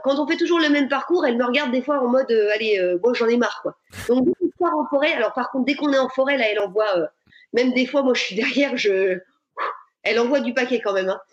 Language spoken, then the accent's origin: French; Burgundy, Bourgogne-Franche-Comté, France; je suis originaire de Bourgogne